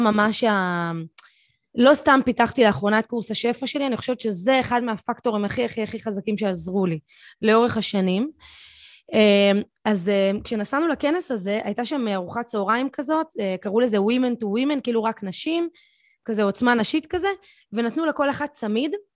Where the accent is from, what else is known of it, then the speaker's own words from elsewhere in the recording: Tel Aviv, Tel Aviv District, Israel; הייתי ילדה צפונבונית תל אביבית